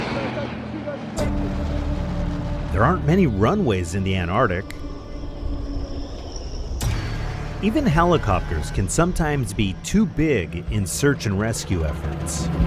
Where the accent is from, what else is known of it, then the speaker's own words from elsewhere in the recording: Whittier, California, United States; my hometown of Whittier, California